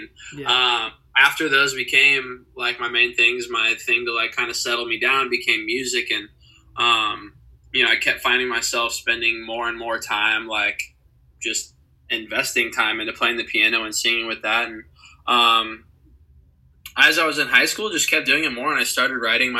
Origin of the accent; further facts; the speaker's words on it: Fishers, Indiana, United States; moved away as an adult; now in Los Angeles, United States; I'm 23 years old, and I am from Fishers, Indiana.